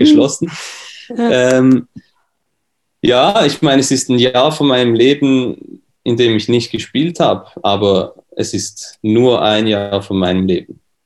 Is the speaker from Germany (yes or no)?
no; Switzerland; accent: Swiss; bin aus der Schweiz, wie man das hört